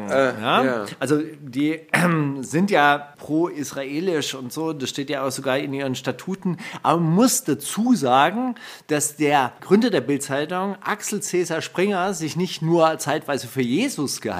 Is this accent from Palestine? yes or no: yes; Palestine; Ich bin Palästinenser, ich kann nichts dafür. Ja, ich komme nun mal daher. Ja, ich werde das auch nicht ablegen.